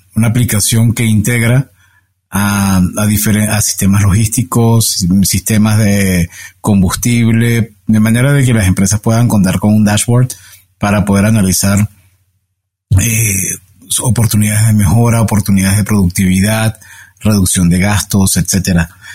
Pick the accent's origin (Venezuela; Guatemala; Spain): Venezuela; Caracas, Capital District; moved away; yo me crié y pasé la mayor, una buena parte de mi vida en Caracas, soy venezolano caraqueño